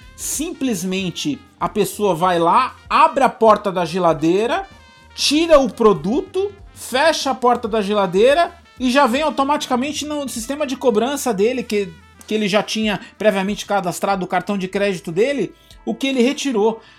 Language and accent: Portuguese; Brazil; nós, como brasileiros